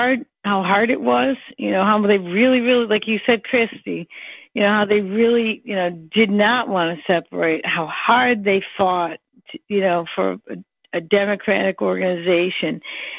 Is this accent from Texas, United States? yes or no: no; New York, United States; I'm from New York State, and I grew up knowing MJ.